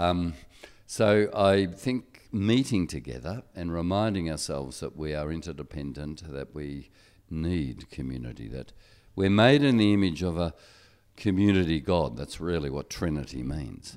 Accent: Australia; I'm Australian and my passport gives me privileges

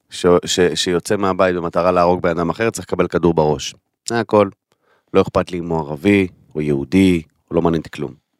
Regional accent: Kiryat Arba, Hebron Governorate, Palestine; אני גדלתי בקריית ארבע, אחי, אני גדלתי בחברון

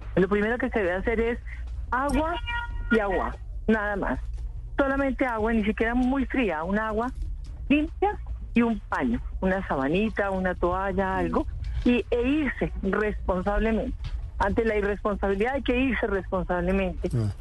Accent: Paisa region, Colombia; also born or lived in Manizales; yo soy paisa, lamento toda aquella época que viví en, Manizales, en la finca de mis tíos y de mis primos

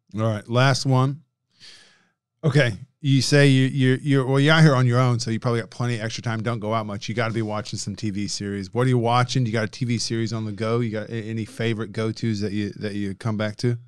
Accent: Indiana, United States; I'm from Indiana

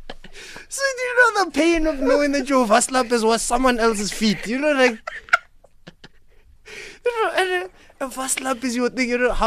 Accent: Limpopo, South Africa; English is a second language; moved away; I came from Limpopo, learned English in 2006

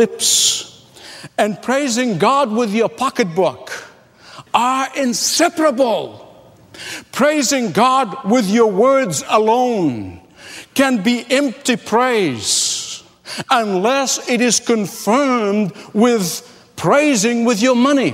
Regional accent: Egypt; moved away; also born or lived in Australia / California; growing up in the Middle East

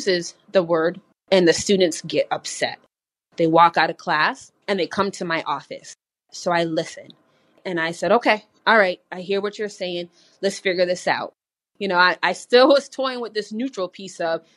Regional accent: Springfield, Massachusetts, United States; born and raised in Springfield.

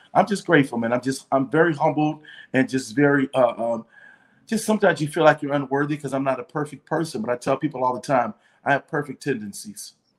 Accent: Detroit, Michigan, United States; moved away as an adult; also born or lived in Atlanta; I'm from Detroit too

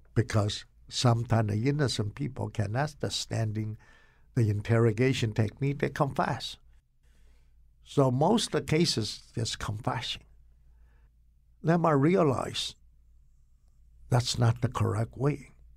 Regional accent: Taiwan; moved away as an adult; also born or lived in Rugao, China; now in Connecticut, United States; I grew up in Taiwan

